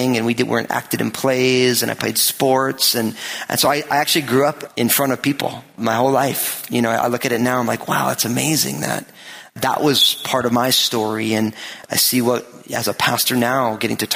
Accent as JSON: {"language": "English", "region": "New Jersey", "country": "United States", "tie": "born or raised there", "said": "I was born in New Jersey and raised there"}